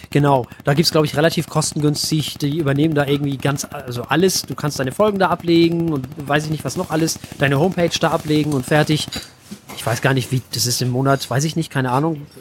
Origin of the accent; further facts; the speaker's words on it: Flensburg, Schleswig-Holstein, Germany; Naja, ich, ich komme aus Flensburg. Also aus dem, man sagt ja immer so schön, Schleswig-Holstein wirbt ja mit der echten Norden.